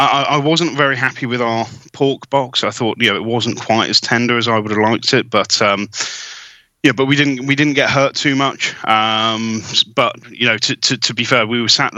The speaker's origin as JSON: {"language": "English", "region": "England", "country": "United Kingdom", "said": "We're English"}